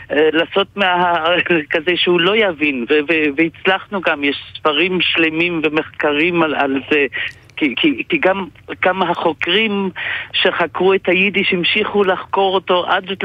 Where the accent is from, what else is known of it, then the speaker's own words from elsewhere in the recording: Belgium; now in Israel; אני סטודנט אה, ב- בישראל כבר הרבה שנים, הגעתי מבלגיה, יודע יידיש